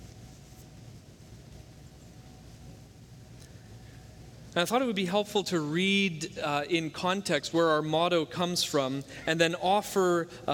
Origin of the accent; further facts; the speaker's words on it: Hamilton, Ontario, Canada; it's from my hometown